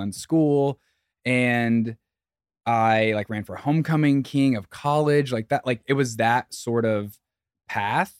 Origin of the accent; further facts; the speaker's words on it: southern Indiana, United States; moved away as an adult; also born or lived in Bloomington, Indiana; now in New York City, United States; I grew up in the Midwest. I grew up in a small town in southern Indiana, right on, like, the border of Kentucky